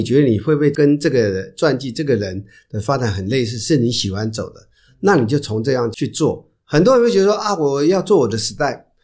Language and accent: Chinese; Taiwan; 不瞒说我们都在台湾长大嘛，就会碰到这些事情，因为我们比较封闭，没什么地方什么可以投资的